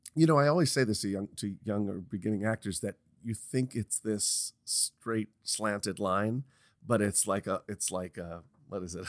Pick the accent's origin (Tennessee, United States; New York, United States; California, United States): New York, United States; moved away as an adult; also born or lived in Los Angeles; every time I'd gone back to New York, you know, your, it's my hometown